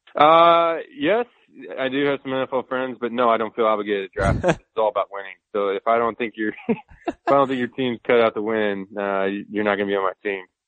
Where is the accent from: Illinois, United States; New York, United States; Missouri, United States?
Missouri, United States; St. Louis; I grew up in St. Louis